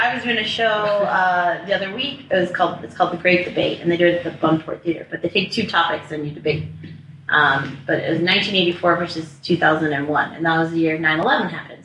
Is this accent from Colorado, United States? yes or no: yes; Littleton, Colorado, United States; also born or lived in Washington, D.C.; now in Denver, United States; I grew up in Littleton, Colorado. I moved here when I was 10 from DC